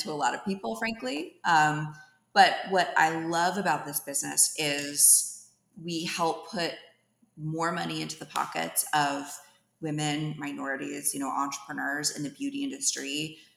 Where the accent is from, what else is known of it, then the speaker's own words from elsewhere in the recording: Dublin, California, United States; moved away as an adult; also born or lived in San Francisco, California; now in Atlanta, United States; I grew up in the East Bay, in the San Francisco Bay Area, from Dublin